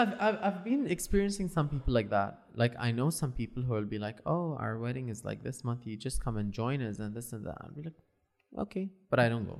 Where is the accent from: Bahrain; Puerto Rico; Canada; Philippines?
Bahrain; I'm Bahrain, Bahrain.